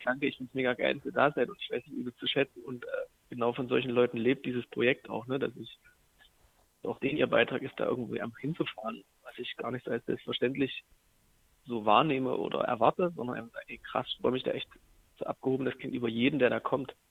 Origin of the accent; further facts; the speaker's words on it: Jena, Thuringia, Germany; aus Jena, aus, aus meiner Heimatstadt